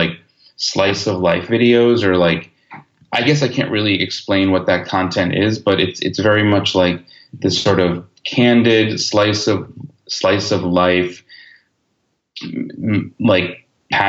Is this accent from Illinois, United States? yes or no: no; Long Island, New York, United States; moved away as an adult; now in Los Angeles, United States; I grew up on Long Island and went to NYU and lived in the city for a really long time